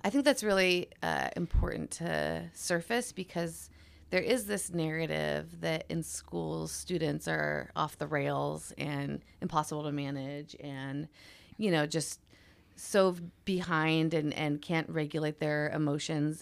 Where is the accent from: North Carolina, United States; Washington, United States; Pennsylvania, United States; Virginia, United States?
Washington, United States; moved away; also born or lived in Oregon; I grew up in Washington State